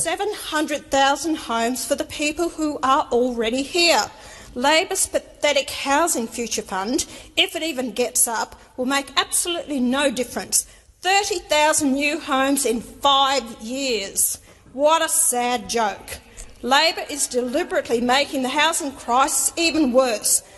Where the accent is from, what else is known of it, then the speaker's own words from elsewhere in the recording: Queensland, Australia; my home state of Queensland